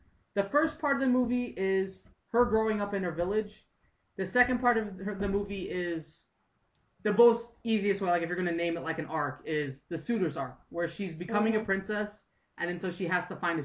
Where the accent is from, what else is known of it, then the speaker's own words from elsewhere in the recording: United States; I'm an American and I've kind of grown up with all these weird Grimm fairy tales